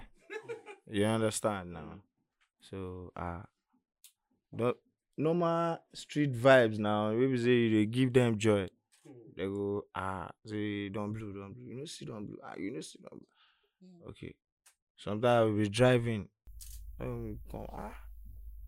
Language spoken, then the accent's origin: English; Lagos, Nigeria; I grew up on an island.